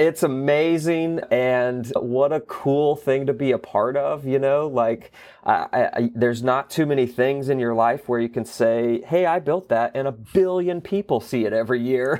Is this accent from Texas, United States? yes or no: no; Gulf Breeze, Florida, United States; I was born and raised in Florida. I, I grew up in the Panhandle, a little beach town called Gulf Breeze